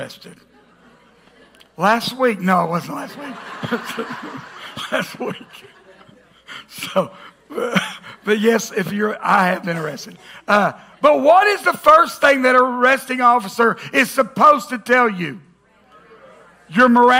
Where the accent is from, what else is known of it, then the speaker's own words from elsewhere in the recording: the South, United States; we grew up in the South. Man, I'm American by birth, Southern by the grace of God